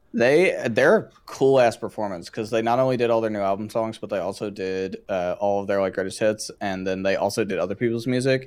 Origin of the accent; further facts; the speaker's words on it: Georgia, United States; growing up in that part of Georgia